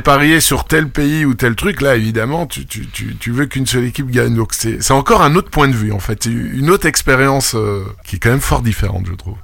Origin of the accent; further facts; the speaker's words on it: France; je suis pas français, je suis né en France, mais je suis pas français